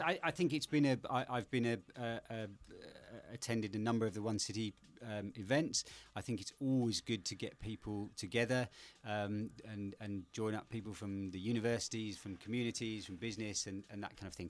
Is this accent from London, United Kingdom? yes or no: yes; London, United Kingdom; moved away as an adult; now in Bristol, United Kingdom; I grew up in the middle of London, uh, in Pimlico